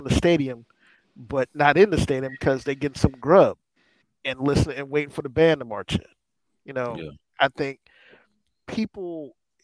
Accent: Washington, District of Columbia, United States; I'm a DC kid, and I mean, when I grew up on Howard and Norfolk State

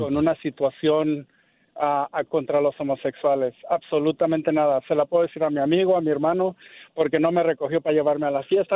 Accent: Mexico; now in Los Angeles, United States; yo soy mexicano

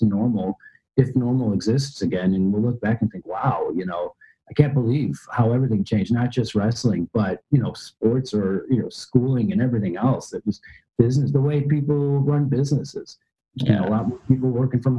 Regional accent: Chicago, Illinois, United States; moved away as an adult; now in London, United Kingdom; I'm from Chicago

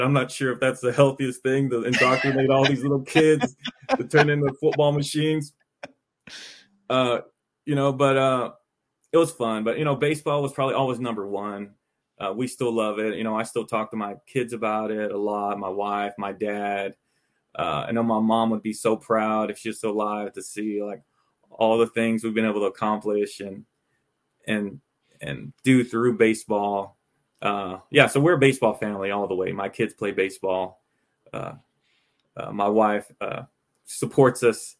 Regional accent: Arlington, Texas, United States; moved away; I grew up in Arlington, around the Arlington, Texas area.

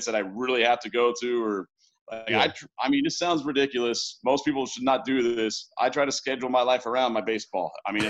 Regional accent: East Bay, California, United States; San Lorenzo, Pleasanton, Hayward. I've always been here in the Bay Area.

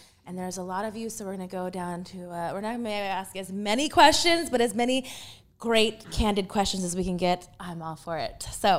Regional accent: Texas, United States; I was raised my parents yeah, are both from bad. The Bronx, so like I'm raised more East Coast than I am, even though I was raised in the South. But I have East Coast influence for me.

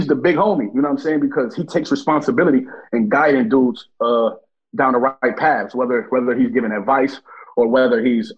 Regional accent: Buffalo, New York, United States; We from Buffalo

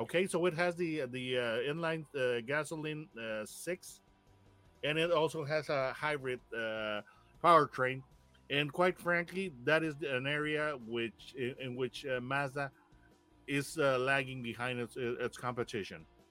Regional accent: Monterrey, Nuevo León, Mexico; we in Monterrey, Mexico, my hometown

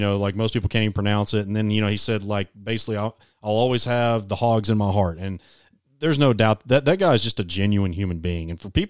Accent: Arkansas, United States; born or raised there; moved away as an adult

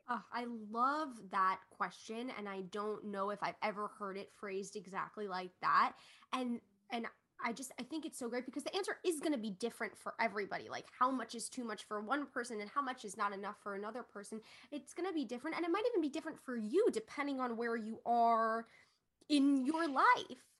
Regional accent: Long Island, New York, United States; we're all from Long Island

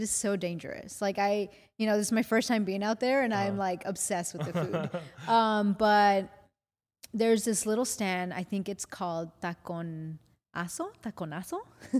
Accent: Mexico; born there; Well, I was born in Mexico. You know, I always say I'm 100% Mexican, and I have so much pride for my culture. So Mexico for sure.

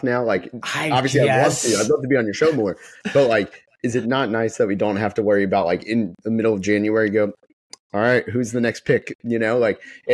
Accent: Dallas, Texas, United States; also born or lived in Orlando, Florida; moved to Dallas when I was a young kid

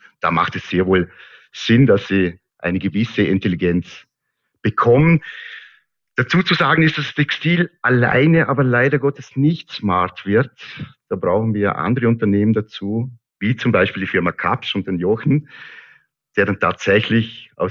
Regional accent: Lustenau, Vorarlberg, Austria; accent: Lustenau dialect; tatsächlich so, dass äh, es hier im Vorarlberg nicht nur einen Dialekt gibt, sondern mehrere. Äh, und meine Heimatgemeinde Lusenau hat ganz, ganz einen speziellen Dialekt.

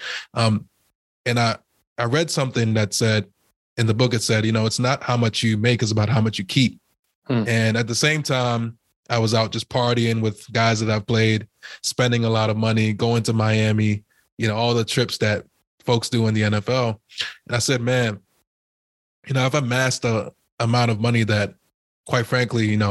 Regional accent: Trinidad & Tobago; now in United States; I was born in Trinidad as well. My mom and dad is from Trinidad

